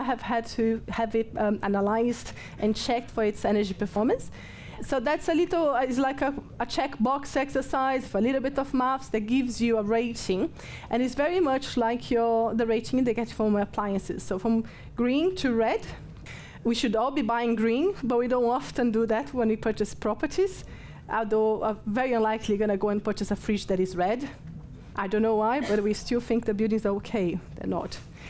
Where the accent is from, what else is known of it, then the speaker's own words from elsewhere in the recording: Brazil; English is a second language; but I'm from Brazil, so I'm no, English is not my first language, I'm allowed.